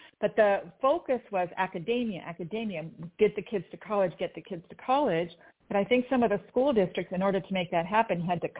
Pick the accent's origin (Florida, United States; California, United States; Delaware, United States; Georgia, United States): California, United States; Torrance; I grew up mostly in the South Bay in Torrance.